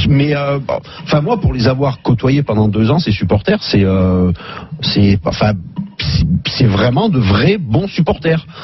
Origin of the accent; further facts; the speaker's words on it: Saint-Étienne, Auvergne-Rhône-Alpes, France; je suis né à Saint-Etienne, c'est le 42